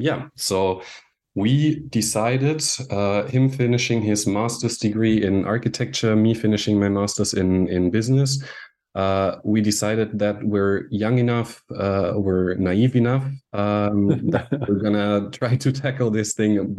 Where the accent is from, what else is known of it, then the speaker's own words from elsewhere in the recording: Munich, Bavaria, Germany; moved away as an adult; also born or lived in Austria / Vienna, Austria; now in Anglet, France; I grew up in Munich, Germany, where I lived for the first 20 years of my life